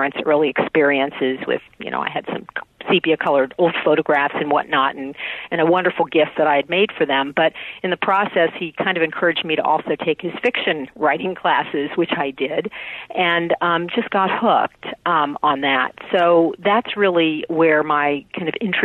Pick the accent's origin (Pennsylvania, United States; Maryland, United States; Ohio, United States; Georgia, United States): Ohio, United States; Columbus; I'm from Columbus, Ohio